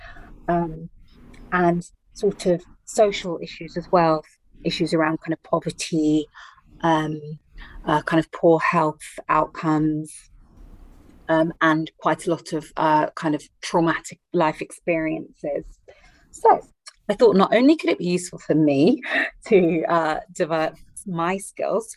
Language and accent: English; London, United Kingdom; So I'm joining you from the UK today, from London, England